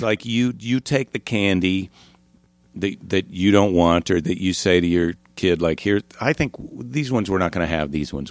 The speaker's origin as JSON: {"language": "English", "town": "La Crosse", "region": "Wisconsin", "country": "United States", "tie": "born or raised there", "also_born_or_lived": "Iowa", "said": "I was born in Iowa, but then, uh, I spent a, most of my childhood in La Crosse, Wisconsin."}